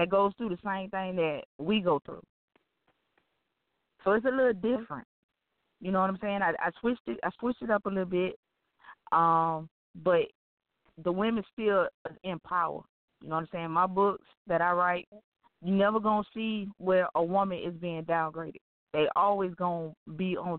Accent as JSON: {"language": "English", "region": "Florida", "country": "United States", "said": "I'm from Florida"}